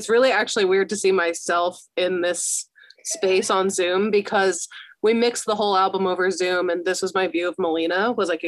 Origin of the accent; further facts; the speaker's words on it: Connecticut, United States; I'm from Connecticut, so very different.